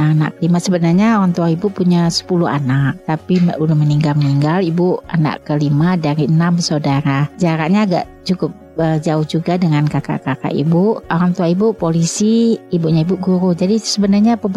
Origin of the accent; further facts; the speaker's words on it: Palembang, South Sumatra, Indonesia; also born or lived in Lampung; now in Padang, Indonesia; jadi ibunya ibu orang Pariaman, bapak orang Agam, cuma dipulahi di Palembang, besarnya di Palembang dan di Lampung.